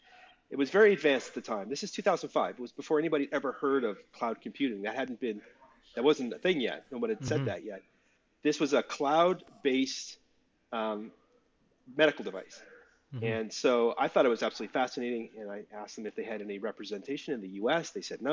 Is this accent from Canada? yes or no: yes; Calgary, Alberta, Canada; also born or lived in Vancouver; now in Brooklyn, United States; So I'm Canadian. I live in Brooklyn, but I'm from Calgary originally. And I was living in Vancouver in the early 2000s